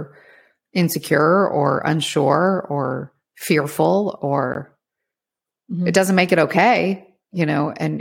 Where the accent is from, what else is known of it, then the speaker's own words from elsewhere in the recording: Ireland; I'm Irish